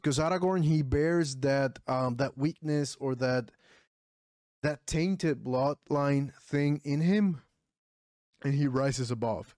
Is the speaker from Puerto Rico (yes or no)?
yes; Puerto Rico; English is a second language; I'm from Puerto Rico.